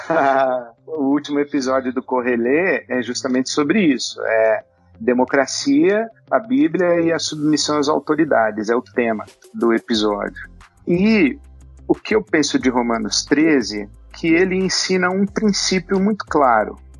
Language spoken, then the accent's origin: Portuguese; Brazil; nós brasileiros